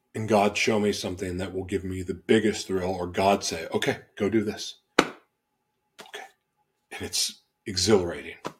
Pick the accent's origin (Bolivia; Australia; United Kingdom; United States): United States; Oklahoma; also born or lived in Los Angeles / Florida; now in Minnesota, United States; where I grew up in Oklahoma, you're checking the box if you go to church.